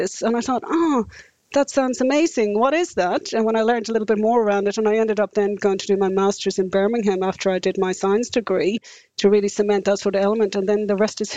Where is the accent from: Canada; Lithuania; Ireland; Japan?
Ireland; moved away as an adult; now in New Zealand; I'm Irish. And for me, growing up in the 70s and 80s in rural Ireland